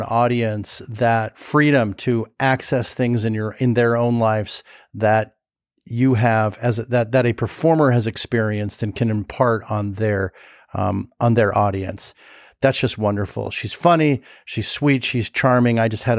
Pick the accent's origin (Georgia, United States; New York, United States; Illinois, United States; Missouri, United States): Illinois, United States; Chicago; I don't know it. I'm from Chicago.